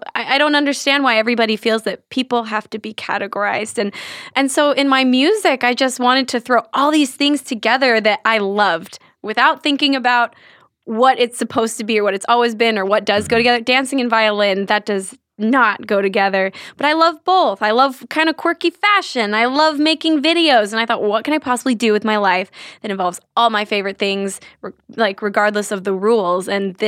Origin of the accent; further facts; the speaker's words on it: Santa Ana, California, United States; This is actually in California. I grew up in Santa Ana when I was, you know, till I was like 8 years old.